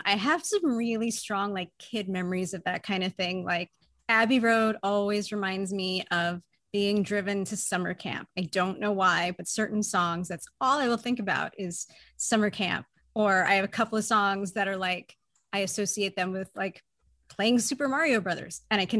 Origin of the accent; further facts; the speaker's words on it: Newport, Rhode Island, United States; I grew up in Rhode Island in Newport